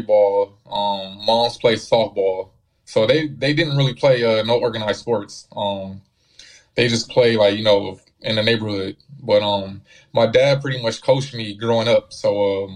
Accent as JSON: {"language": "English", "town": "Los Angeles", "region": "California", "country": "United States", "said": "I'm from here"}